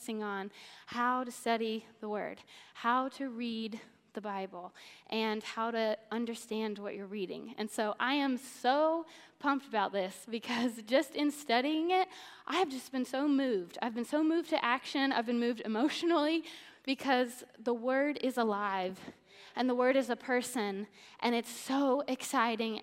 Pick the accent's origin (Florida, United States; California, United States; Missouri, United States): Missouri, United States; So I grew up in Missouri